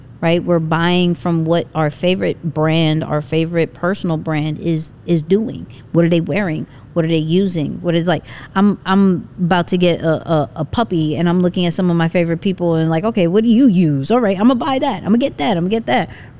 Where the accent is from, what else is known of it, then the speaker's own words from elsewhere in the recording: New York, United States; I'm a New Yorker